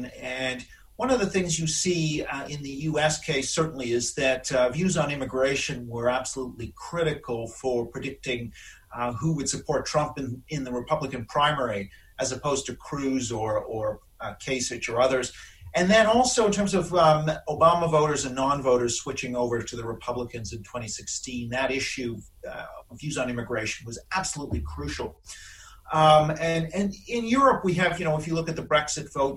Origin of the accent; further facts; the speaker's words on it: Canada; moved away as an adult; now in London, United Kingdom; I do apologize for not having a British accent since I'm Canadian